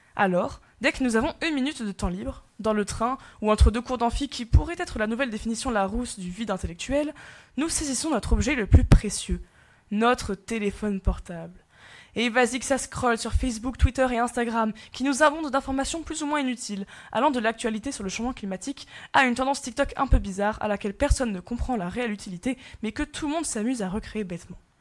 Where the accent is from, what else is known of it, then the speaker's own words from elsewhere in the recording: France; en tant que bon français